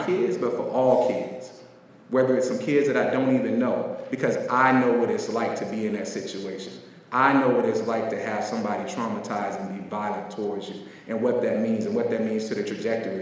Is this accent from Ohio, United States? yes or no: no; Pine Hills, Florida, United States; I grew up in the South. I grew up in Florida in a place called Pine Hills, aka Crime Hills.